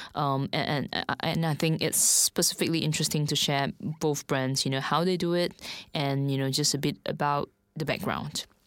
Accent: Singapore; moved away as an adult; now in Shanghai, China; I'm actually from Singapore.

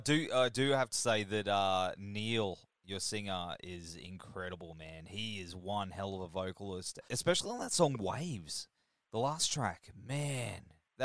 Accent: Gold Coast, Queensland, Australia; you guys played my hometown here on the Gold Coast.

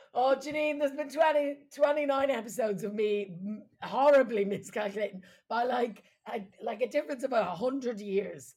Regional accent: Midlands, Ireland; accent: flat Midlands; moved away; we're from the Midlands, so it's like very flat accents.

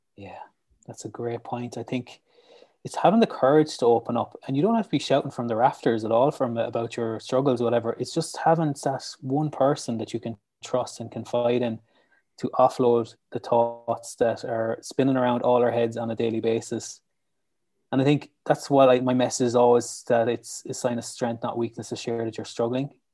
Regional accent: Lissycasey, Munster, Ireland; I'm from County Clare and I live in Lissy Casey.

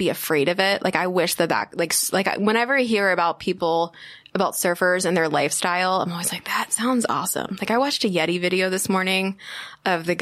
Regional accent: Philadelphia area, Pennsylvania, United States; my hometown.

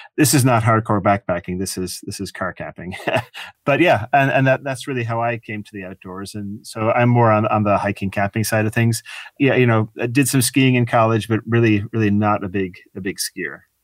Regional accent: Ireland; moved away as an adult; also born or lived in Michigan, United States; now in United States; I grew up in Ireland. Uh, I came to America when I was eighteen

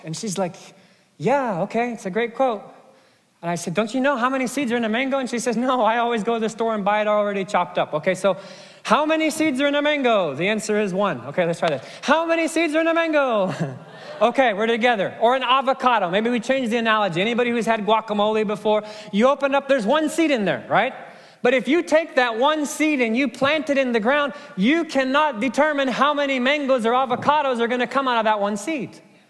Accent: Kenya; Now, there's a Kenyan proverb. I grew up in Kenya.

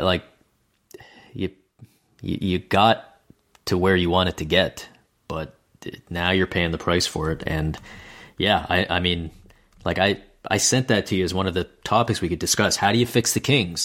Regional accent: Canada; as a Canadian

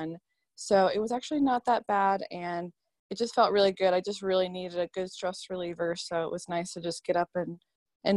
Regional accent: Charlotte, North Carolina, United States; I am from Charlotte, North Carolina

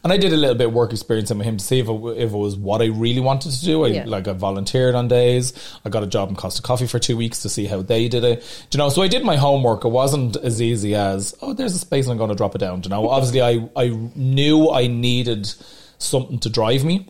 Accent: Dublin, Leinster, Ireland; I love Dublin, it's my home.

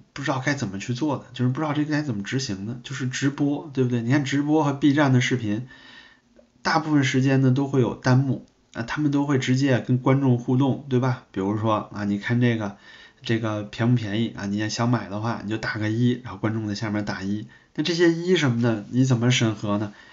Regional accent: China; 我们中国人

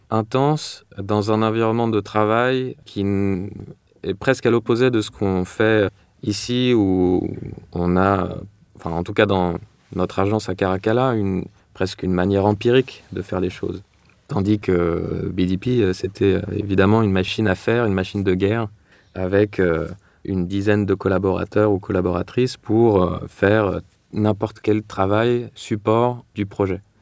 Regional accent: Paris, Île-de-France, France; also born or lived in London, United Kingdom; Donc la jeunesse, j'ai grandi à Paris et Londres, où mon père a, vécu pendant pas mal d'années.

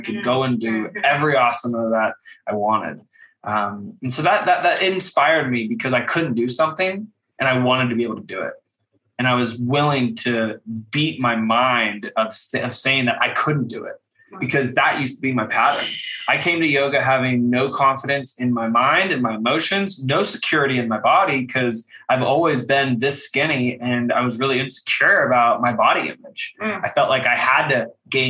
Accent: Kentucky, United States; growing up in Kentucky

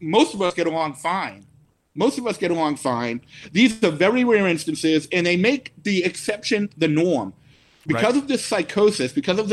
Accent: Quincy, Massachusetts, United States; where I grew up in Quincy, I had Chinese people around me.

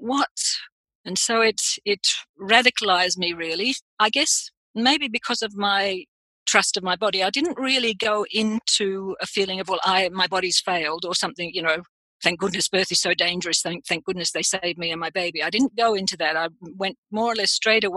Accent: Australia; also born or lived in London; I am Australian

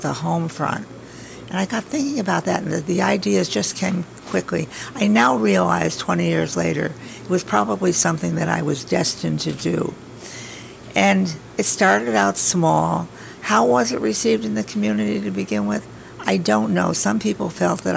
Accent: Albany, New York, United States; also born or lived in Altamont; I grew up in Albany. I was an Albany girl, married an Altamont boy

